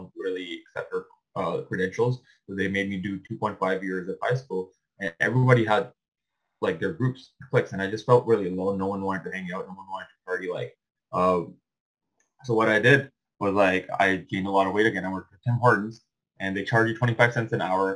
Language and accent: English; Pakistan; now in Canada; I was born in Pakistan and moved to Canada, the latter end of 2008